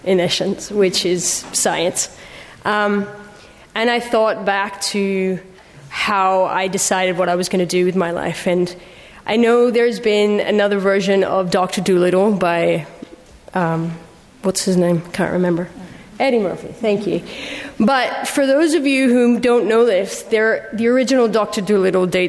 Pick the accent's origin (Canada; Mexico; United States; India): Mexico; moved away as an adult; also born or lived in United Kingdom; I'm actually half British, but I grew up in Mexico